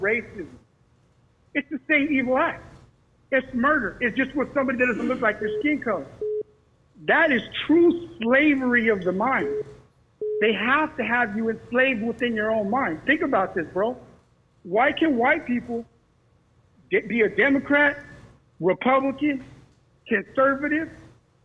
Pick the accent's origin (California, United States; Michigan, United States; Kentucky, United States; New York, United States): California, United States; Bakersfield; I'm from Bakersfield, California